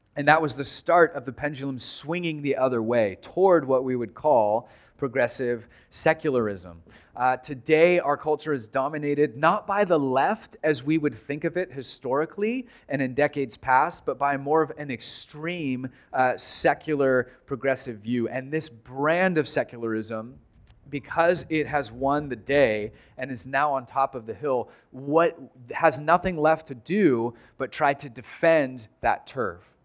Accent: United States; as American Christians

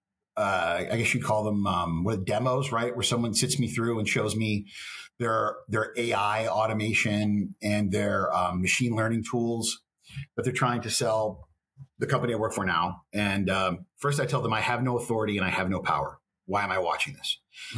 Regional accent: Texas, United States; as a Texan

